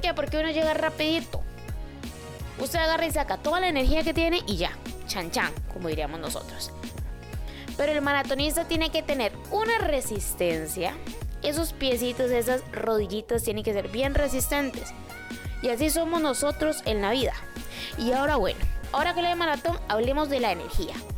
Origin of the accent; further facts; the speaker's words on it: Costa Rica; yo soy de Costa Rica